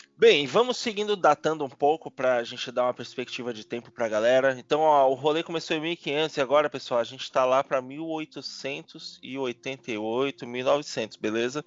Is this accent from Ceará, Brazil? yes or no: no; Salvador, Bahia, Brazil; now in São Paulo, Brazil; sou de Salvador, minha família é, não é de pessoas de aparência de, de cor